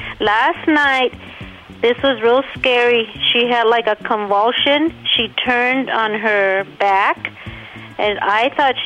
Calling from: Riverside County, California, United States; I'm calling from Kalamazoo, Riverside County.

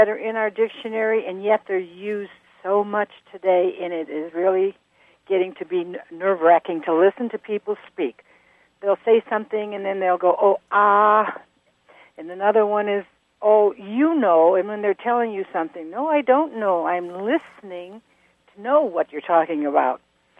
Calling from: Park Falls, Wisconsin, United States; we're from Park Falls, Wisconsin.

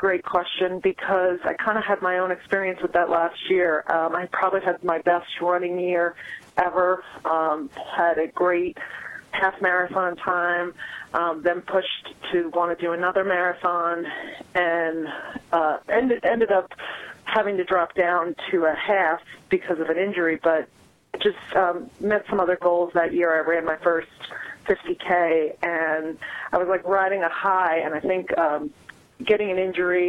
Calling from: Wesley Chapel, North Carolina, United States; I'm calling from Wesley Chapel, North Carolina.

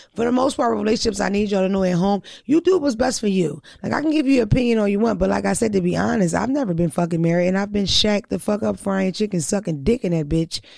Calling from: Louisiana, United States; I'm calling from Louisiana

